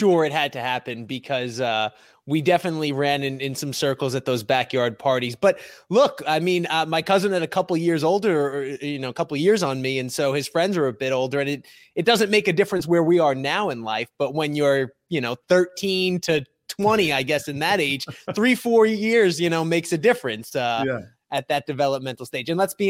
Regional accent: Brooklyn, New York, United States; I made it. I made it far in life. Yeah. I'm four blocks from where I grew up. Yeah. But that's how far I've come in life. I'm a Bay Ridge boy.

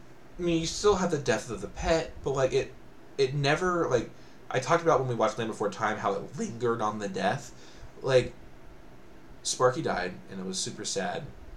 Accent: Canada; As a Canadian, I expect better.

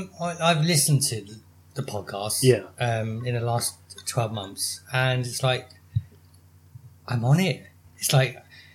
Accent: Kent, South East England, United Kingdom; I'm not West Country. I'm a proper local. Oh, that sounded like local. That didn't even sound local, did it? I just want to say that I am from Kent

